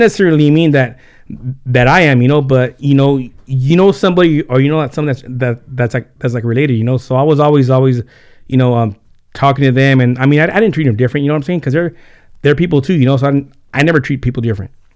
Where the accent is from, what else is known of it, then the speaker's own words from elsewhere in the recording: Carpinteria, California, United States; first language Spanish; English is a second language; also born or lived in Santa Barbara / Santa Paula; I was born in Santa Barbara, and then, uh, I was in Carpinteria for about, um, for about nine years